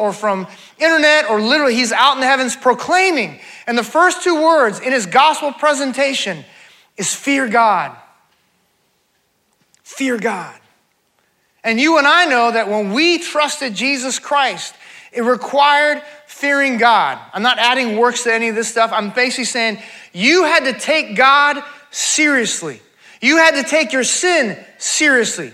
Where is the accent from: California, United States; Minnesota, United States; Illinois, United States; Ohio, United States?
California, United States; I grew up in California, grew up on the beach